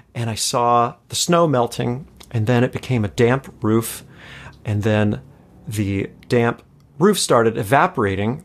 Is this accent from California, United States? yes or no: yes; Los Angeles, California, United States; also born or lived in Chicago; born and raised here in L